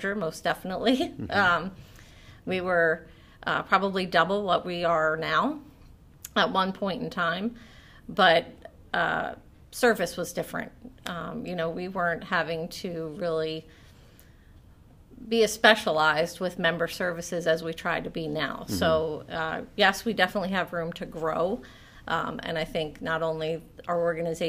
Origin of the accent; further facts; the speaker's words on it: Pottstown, Pennsylvania, United States; also born or lived in Boyertown, Pennsylvania; I am actually from this area. I was born at Pottstown Memorial Medical Center. My family is from this area. My parents, grandparents, aunts, uncles, we've all graduated from the same high school.